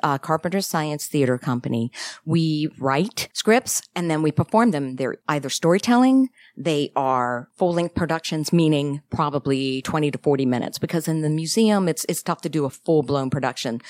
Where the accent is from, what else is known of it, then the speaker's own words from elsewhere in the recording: Richmond, Virginia, United States; moved away as an adult; also born or lived in Chicago / California; Born and raised in Virginia